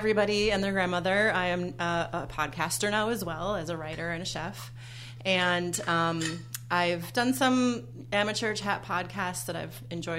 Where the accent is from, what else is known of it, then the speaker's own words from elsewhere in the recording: Minnesota, United States; as much as I love my hometown and I love Minnesota and I love hot dish and I love all those things